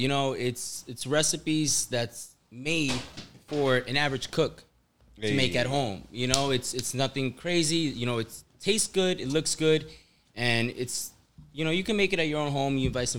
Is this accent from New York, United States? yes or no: yes; New York, United States; and then when I came back home to New York, I was I worked at a Korean restaurant